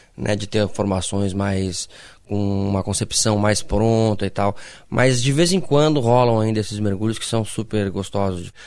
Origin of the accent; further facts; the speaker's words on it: Passo Fundo, Rio Grande do Sul, Brazil; Eu sou de Passo Fundo.